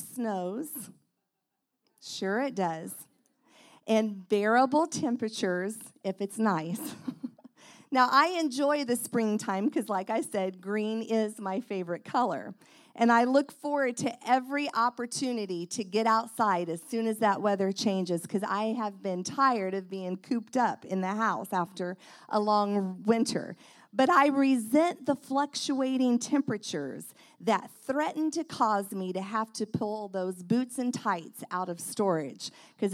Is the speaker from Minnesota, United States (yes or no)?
no; Indiana, United States; I'm from Indiana